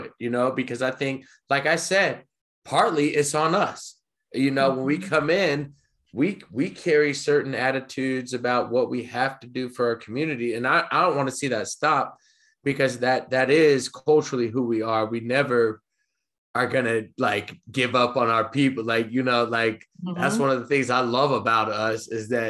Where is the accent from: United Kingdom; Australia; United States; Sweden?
United States; the South; I grew up in the South